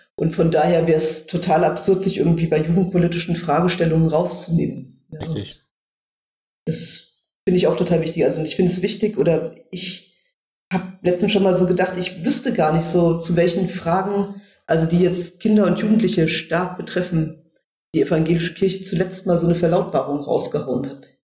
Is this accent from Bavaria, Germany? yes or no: no; Wiesbaden, Hesse, Germany; moved away as an adult; also born or lived in Berlin; ich komme ja aus Wiesbaden gebürtig